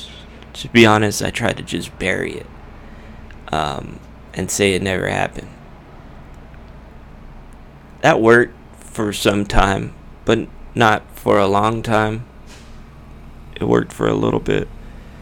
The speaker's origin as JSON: {"language": "English", "town": "Whittier", "region": "California", "country": "United States", "tie": "born or raised there", "said": "a pizza place in Uptown Whittier, in my hometown"}